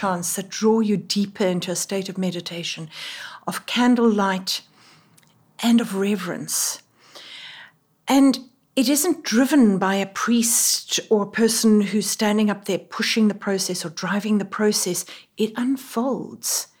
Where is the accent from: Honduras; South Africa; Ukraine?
South Africa; moved away as an adult; now in Middletown, United States; I, as you can tell from my voice, am not from here. I am a South African